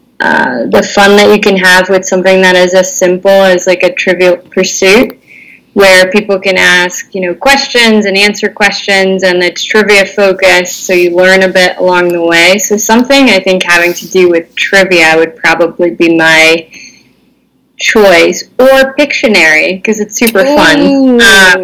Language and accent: English; Netherlands; born and raised in the Netherlands in a bilingual household